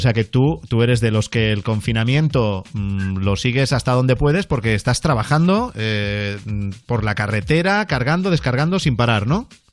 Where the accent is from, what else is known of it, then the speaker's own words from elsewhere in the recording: Spain; cómo somos los españoles